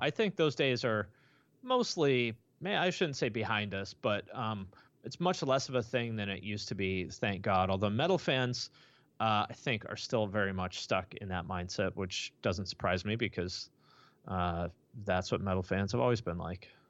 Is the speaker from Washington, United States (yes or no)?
yes; Bellingham, Washington, United States; was born in Bellingham, Washington, which is right near the Canadian border